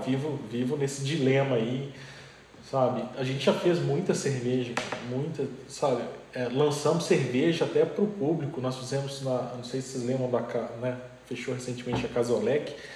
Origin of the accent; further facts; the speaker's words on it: João Monlevade, Minas Gerais, Brazil; eu sou de Molevade